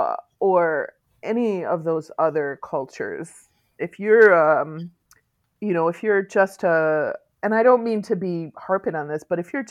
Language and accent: English; Muskegon, Michigan, United States; also born or lived in Norton Shores, Michigan / San Francisco / New York City; in my hometown, which is Muskegon, I actually live in Norton Shores, but Muskegon is the next big town over